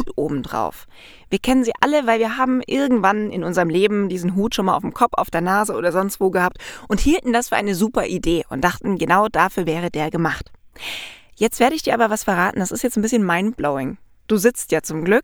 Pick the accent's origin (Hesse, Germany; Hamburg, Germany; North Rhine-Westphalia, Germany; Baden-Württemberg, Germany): Baden-Württemberg, Germany; Black Forest; moved away; da wo ich herkomme, ursprünglich mal aus dem Schwarzwald